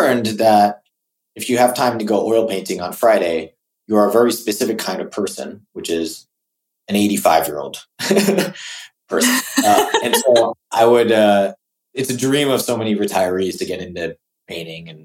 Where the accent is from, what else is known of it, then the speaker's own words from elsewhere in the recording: Singapore; moved away; also born or lived in California; I grew up in Singapore